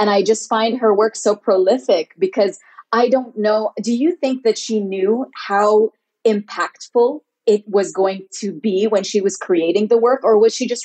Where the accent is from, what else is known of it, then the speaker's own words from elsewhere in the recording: Philippines; as a Filipino in the media, um, and I, I don't often say I'm Filipino